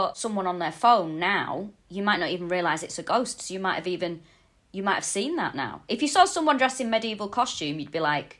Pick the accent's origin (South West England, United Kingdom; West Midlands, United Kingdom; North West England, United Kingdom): North West England, United Kingdom; Manchester; moved away as an adult; also born or lived in Walthamstow, London; now in London, United Kingdom; I'm from Manchester, but I live in Walthamstow in London. Nice. I've lived here for about 4 years now.